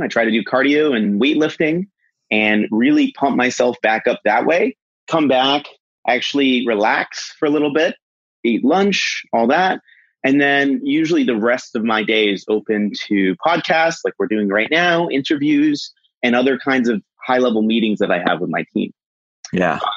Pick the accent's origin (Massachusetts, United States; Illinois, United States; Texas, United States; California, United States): Massachusetts, United States; Boston; I'm from Boston